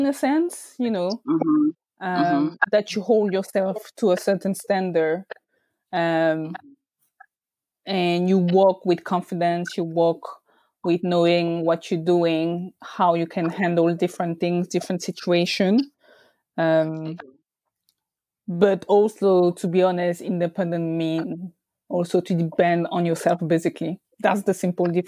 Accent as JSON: {"language": "English", "country": "France", "said": "I'm from France"}